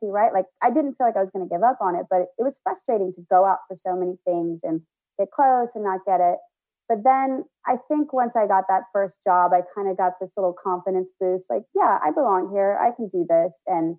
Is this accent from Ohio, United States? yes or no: no; Texas, United States; also born or lived in Denver; I was born in Denver, but I was raised primarily in Texas.